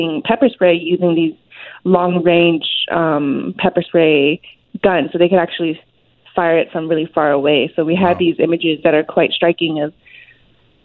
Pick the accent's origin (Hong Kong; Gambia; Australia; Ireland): Hong Kong; now in Vancouver, Canada; I was born in Hong Kong. My family was one of the many people, Hong Kongers, who decided actually to immigrate away from the city